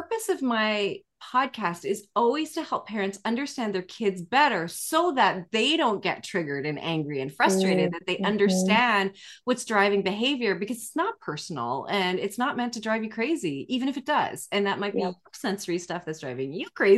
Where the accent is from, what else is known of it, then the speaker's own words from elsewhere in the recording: Canada; as a Canadian, I say sorry a lot